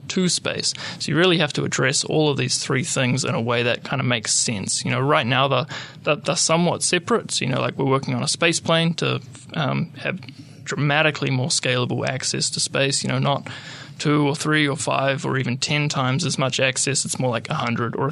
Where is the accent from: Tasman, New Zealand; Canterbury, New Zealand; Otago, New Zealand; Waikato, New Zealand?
Waikato, New Zealand; Hamilton; also born or lived in Wellington / Netherlands / Germany; I'm a Kiwi. I was born in Wellington, raised in Hamilton. Did all my schooling and high school and stuff here